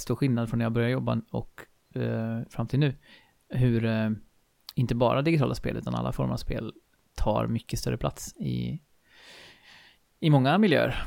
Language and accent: Swedish; Skaraborg plain, Västra Götaland, Sweden; jag är uppväxt här i, på Slätta i Skaraborg eh, och bor ju här nu igen i Falköping.